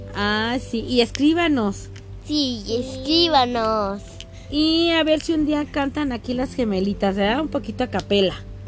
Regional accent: Mexico; como buena mexicana

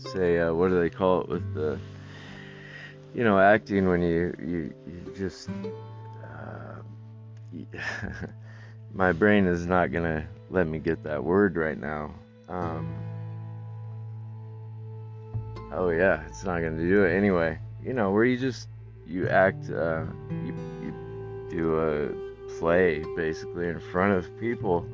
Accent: Northwest United States, Pacific Northwest, United States; I'm from the Northwest. United States, there's a lot of woods up here

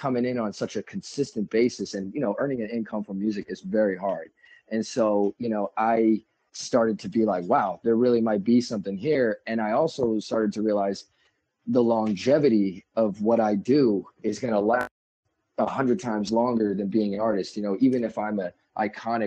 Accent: New York, United States; I'm from New York.

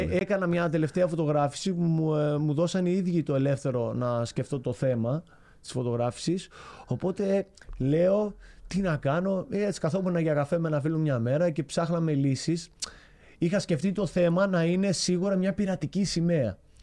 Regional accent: Chania, Crete, Greece; also born or lived in Rethymno; είμαι από τα Χανιά τη Κρήτη, σαν την περιοχή που λέγεται Νέα Χώρα

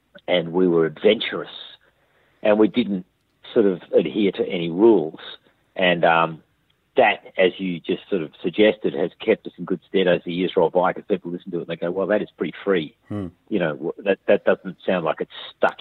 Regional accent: Australia; I'm just an Aussie bloke

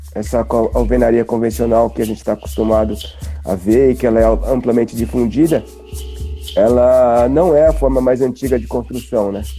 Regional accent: Taboão da Serra, São Paulo, Brazil; Nós somos de Taboão da Serra, na zona sul de São Paulo

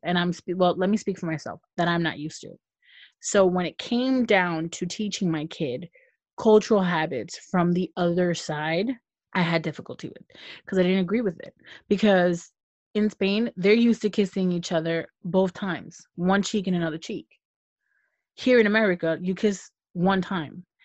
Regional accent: United States; I'm American

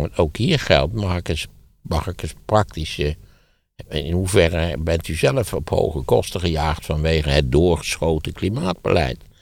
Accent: Wageningen, Gelderland, Netherlands; Ik ben opgegroeid in Wageningen, wat in feite ook de provincie is

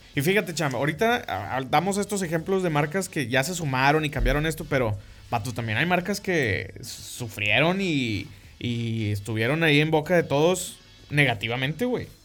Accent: Monterrey, Nuevo León, Mexico; somos de Monterrey

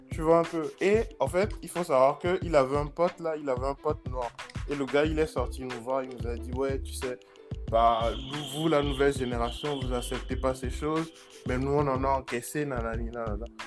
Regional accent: Togo; moved away as an adult; j'ai fait juste de la maternelle jusqu'en terminale au Togo.

